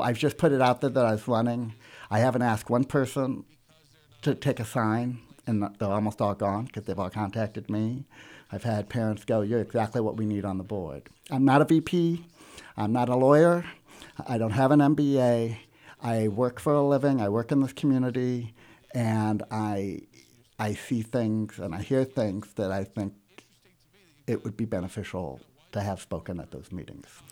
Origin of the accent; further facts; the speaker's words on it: South County, Missouri, United States; also born or lived in Los Angeles, United States / Kansas City, United States / Webster Groves, United States; I was born in South County and l, went to Lindbergh, graduated